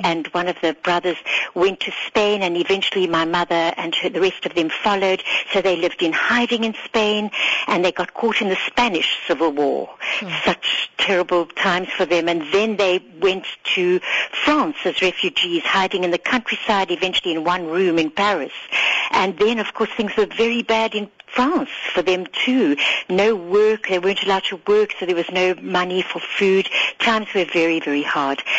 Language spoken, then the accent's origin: English; Harare, Zimbabwe; now in South Africa; as a little girl growing up in Salisbury, Rhodesia, with my two sisters